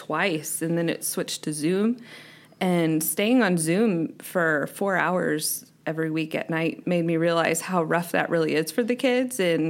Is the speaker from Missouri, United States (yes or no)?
yes; St. Louis, Missouri, United States; I'm from St. Louis